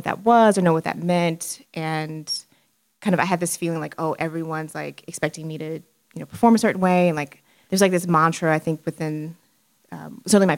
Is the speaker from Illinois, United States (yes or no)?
no; Houston, Texas, United States; growing up in Houston